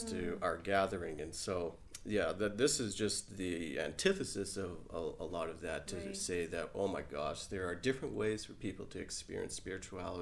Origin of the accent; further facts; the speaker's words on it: Trinidad & Tobago; now in Alberta, Canada; culturally I was born in Trinidad, and so I have this Caribbean flair with me